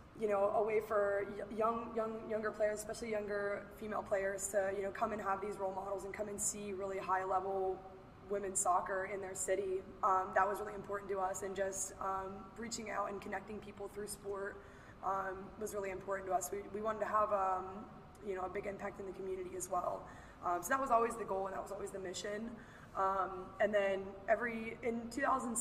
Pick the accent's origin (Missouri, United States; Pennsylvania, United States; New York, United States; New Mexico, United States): Pennsylvania, United States; now in Pittsburgh, United States; I'm from Katanning, Pennsylvania. I live in Pittsburgh now